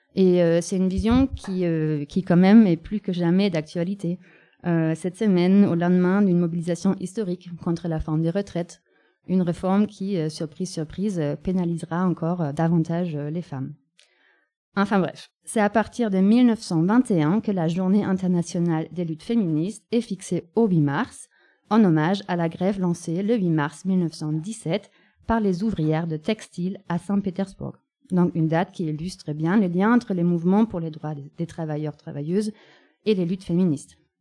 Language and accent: French; Germany; now in France; la capitale de mon pays natal